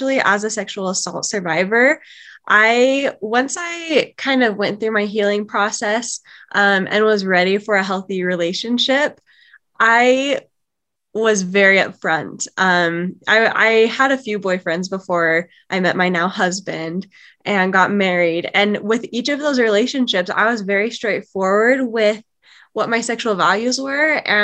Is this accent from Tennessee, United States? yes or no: no; Utah, United States; I am from Utah